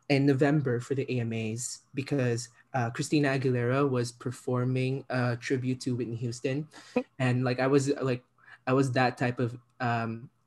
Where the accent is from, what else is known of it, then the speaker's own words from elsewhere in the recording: Philippines; moved away; I'm an immigrant child, right? I'm from the Philippines originally, and in the Philippines, uh, K-pop is like a huge export.